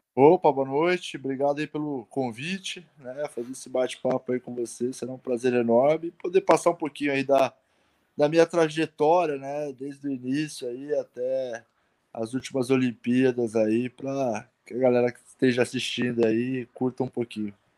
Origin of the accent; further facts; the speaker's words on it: Osasco, São Paulo, Brazil; also born or lived in Pirituba, São Paulo; Eu morava em Osasco